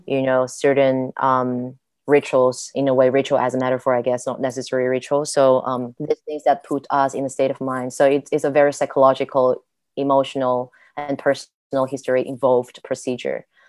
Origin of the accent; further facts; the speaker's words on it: Guiyang, Guizhou, China; moved away as an adult; now in Germany; at my first 18 years, almost every day I spent in my hometown Guiyang